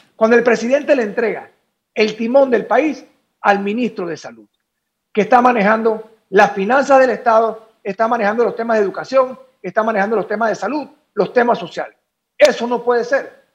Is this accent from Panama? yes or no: yes; Panama; nosotros como panameños